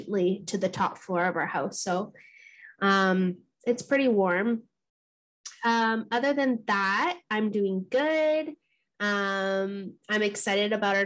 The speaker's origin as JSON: {"language": "English", "town": "Thunder Bay", "region": "Ontario", "country": "Canada", "tie": "born or raised there", "also_born_or_lived": "Gull Bay First Nation", "moved": "yes", "lives_now": "Hamilton, Canada", "said": "I was born and raised in Thunder Bay"}